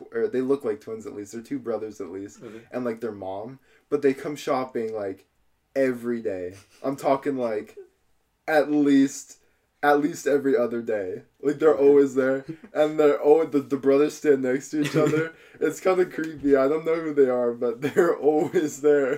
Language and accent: English; Wenatchee, Washington, United States; I've lived in Wenatchee my entire life.